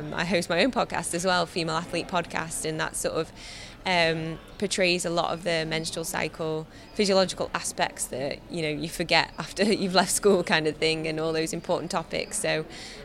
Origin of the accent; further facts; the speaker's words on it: Ashbourne, East Midlands, United Kingdom; from Ashbourne